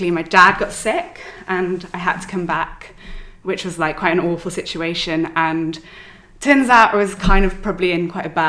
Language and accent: English; Wales, United Kingdom; also born or lived in London / Melbourne; So I'm from Wales.